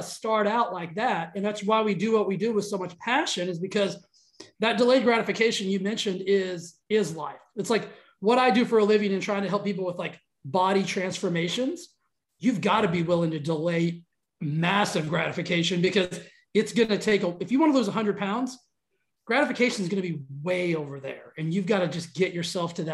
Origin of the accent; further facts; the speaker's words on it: West Texas, United States; I grew up in Texas, like West Texas